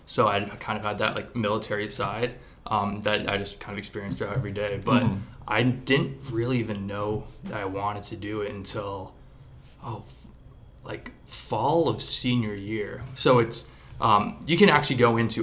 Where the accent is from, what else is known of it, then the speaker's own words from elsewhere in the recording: Culver, Indiana, United States; I'm from Culver, Indiana, this really small town